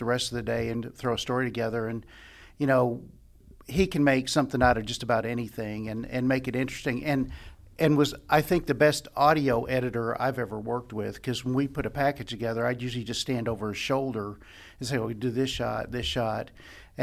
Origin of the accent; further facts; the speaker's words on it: Lexington, United States; I'm from Lexington